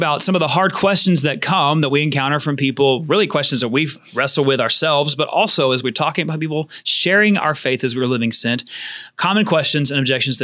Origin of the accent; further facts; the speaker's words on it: Georgia, United States; also born or lived in Florida panhandle; now in Florida, United States; growing up in Georgia